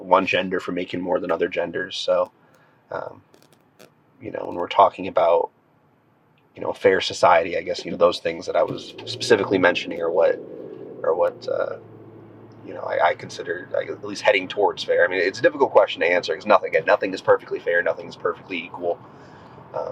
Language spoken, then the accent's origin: English; United States; I'm a patriot, I'm an American